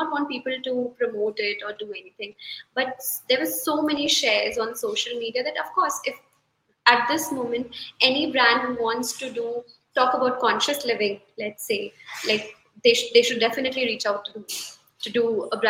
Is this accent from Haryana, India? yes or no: no; Ranchi, Jharkhand, India; I'm from Ranchi